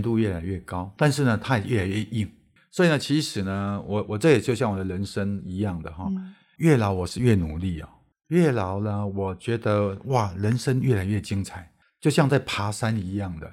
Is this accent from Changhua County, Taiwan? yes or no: yes; Erlin, Changhua County, Taiwan; 我小时候在乡下长大，我们那边，我，我住在彰化二林那里